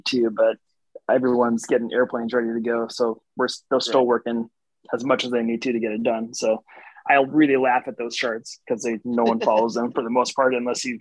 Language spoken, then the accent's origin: English; North Dakota, United States; moved away as an adult; also born or lived in Shreveport, Louisiana; I'm from North Dakota